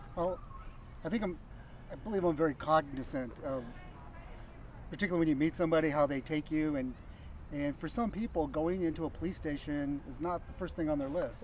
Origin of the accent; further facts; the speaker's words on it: Yuba City, California, United States; moved away; also born or lived in San Jose / Bay Area; I was born in San Jose but I lived most of my life up in Northern California in a place called Yuba City